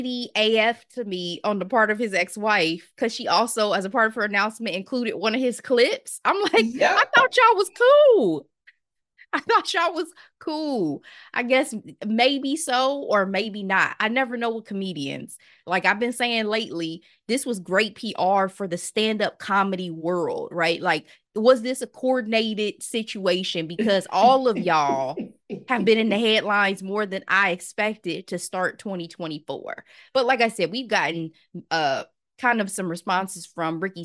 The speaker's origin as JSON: {"language": "English", "town": "Dayton", "region": "Ohio", "country": "United States", "tie": "born or raised there", "said": "Dayton, Ohio, by the way, my hometown"}